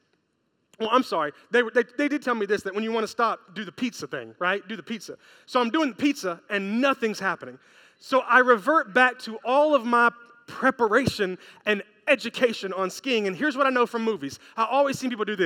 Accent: Memphis, Tennessee, United States; I'm from Memphis, Tennessee

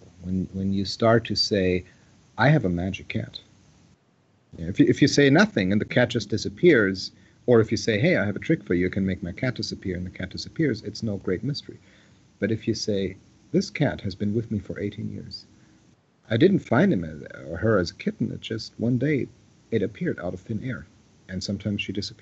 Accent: Saarbrücken, Saarland, Germany; moved away as an adult; now in United States; I was born in Saarbrücken, a small town, a small German town on the French border. So I was born and raised in Germany until I lived there until I was about 20 before I came to the United States

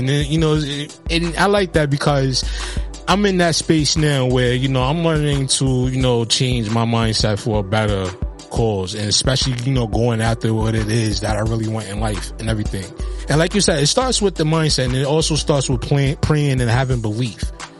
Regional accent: Highbridge, New York, United States; So, you know, like growing up in Highbridge, you know, you have, like you said, you know, you got a lot of prominent artists that come out of Highbridge.

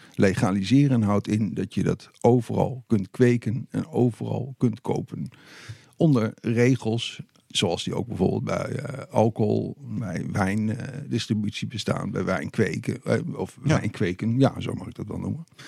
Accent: Deventer, Overijssel, Netherlands; in Deventer, waar ik ben opgegroeid

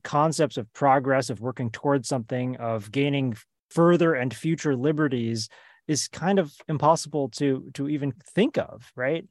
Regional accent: United States; I grew up in the United States

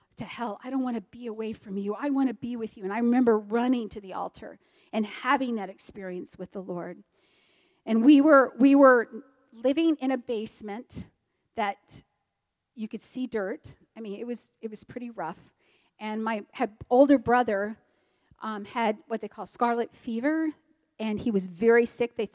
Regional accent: Texas, United States; I'm a Texan. I'm very proud to be a Texan.

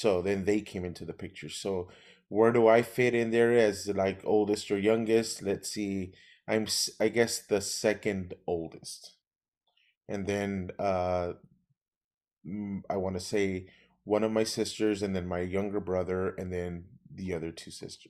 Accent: Los Angeles, California, United States; moved away as an adult; now in Rio Grande Valley, United States; I grew up in East Los Angeles, California, in Boyle Heights. And I've been in Texas now, here in the Rio Grande Valley, since 1999.

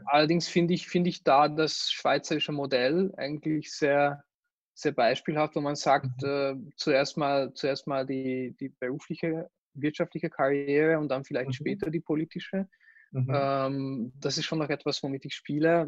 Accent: Hungary; now in Austria; ich mich einfach als Ungar und als Europäer fühle

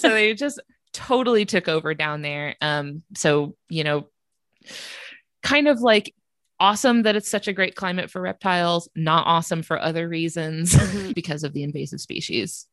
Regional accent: North Florida, United States; I'm from North Florida

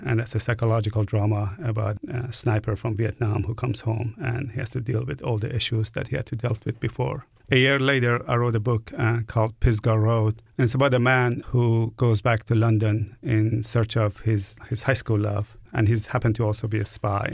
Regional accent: Iran; now in New Orleans, United States; I was born in Iran

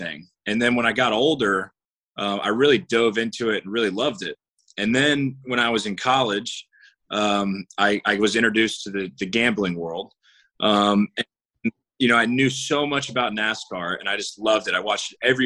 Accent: Jacksonville, Florida, United States; born and raised in Jacksonville

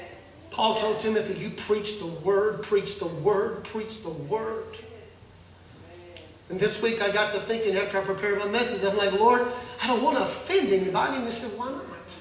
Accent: Mississippi, United States; I grew up in Mississippi

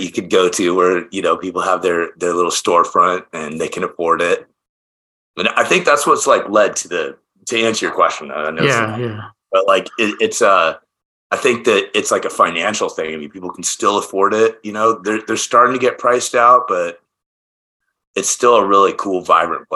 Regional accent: Oregon, United States; also born or lived in Oakland, California; now in Portland, United States; I'm from Oregon originally.

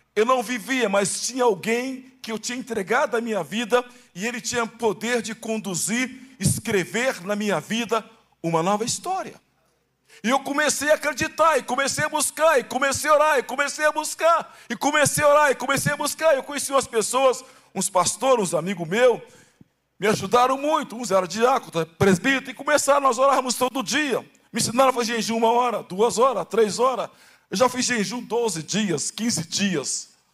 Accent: Baixada Fluminense, Rio de Janeiro, Brazil; moved away; also born or lived in Santos; Eu nasci no Rio de Janeiro, na Baixada Fluminense

